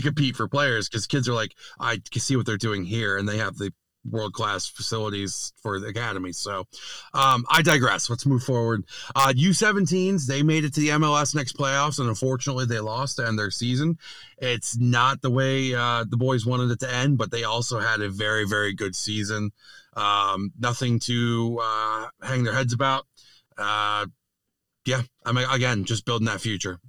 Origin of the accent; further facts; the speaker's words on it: New York, United States; as a New Yorker